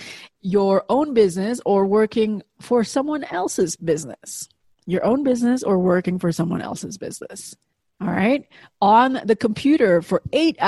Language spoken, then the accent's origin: English; Indonesia; moved away; I grew up in Indonesia, obviously halfway around the world.